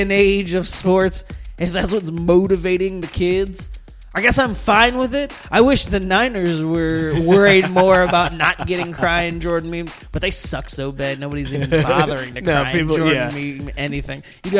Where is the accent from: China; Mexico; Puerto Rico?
Mexico; I'm from Mexico. He wants to put up a wall in front of my country.